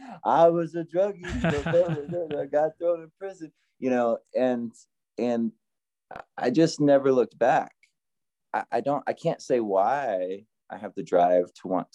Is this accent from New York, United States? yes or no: no; Oklahoma, United States; now in Fayetteville, United States; the tiny town that I grew up in Oklahoma